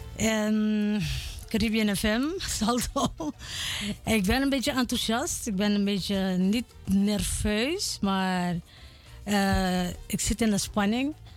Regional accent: Suriname; wij Surinamers

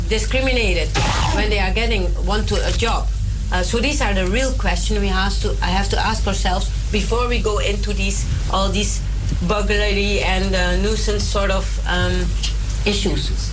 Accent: Suriname; now in Netherlands; I was brought up in Suriname

